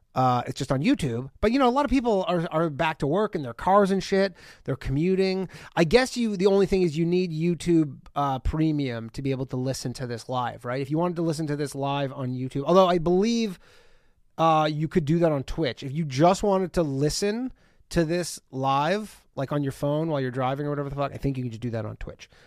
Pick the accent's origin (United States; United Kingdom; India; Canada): Canada; I'm from Canada